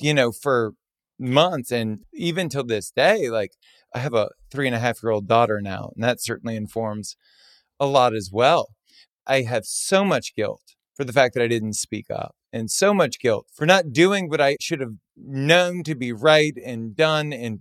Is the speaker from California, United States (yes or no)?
no; Baton Rouge, Louisiana, United States; I was born and raised in Baton Rouge, Louisiana